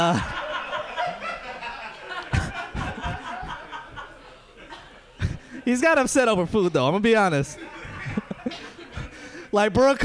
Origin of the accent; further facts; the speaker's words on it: Hayward, California, United States; I'm from Hayward